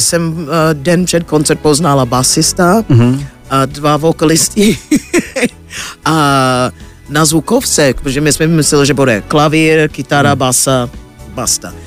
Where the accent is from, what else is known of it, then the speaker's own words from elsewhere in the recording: United States; Czech is a second language; now in Czech Republic; jsem Američanka